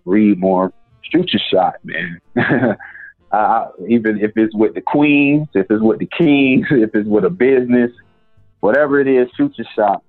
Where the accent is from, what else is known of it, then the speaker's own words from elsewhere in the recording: the South, United States; I'm from the South